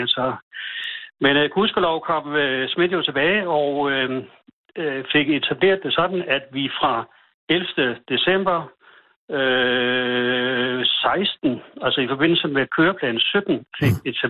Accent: Odense, Southern Denmark, Denmark; now in Langeskov, Denmark; jeg er sådan set fra Odense, men, men øh, gennem et halvt århundrede her.

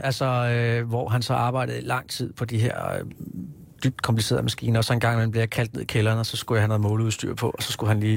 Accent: Hillerød, Capital Region of Denmark, Denmark; moved away as an adult; also born or lived in Kirke Værløse; now in Copenhagen, Denmark; jeg er født på Rigshospitalet i 74, og så øh, har jeg boet øh, i Kirkeværløse lige i min alleryngste år. Ellers så har jeg vokset op i Hillerød.

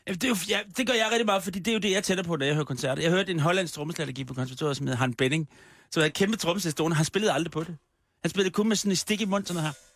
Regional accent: Copenhagen, Capital Region of Denmark, Denmark; Det er min hjemstavn.

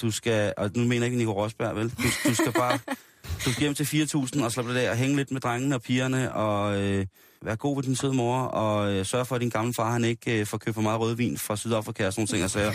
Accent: Denmark; vi som danskere

